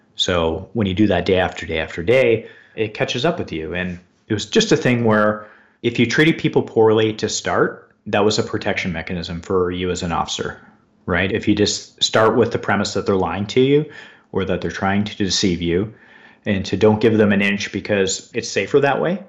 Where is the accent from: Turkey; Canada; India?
Canada; London, Ontario; I grew up in London, Ontario, Canada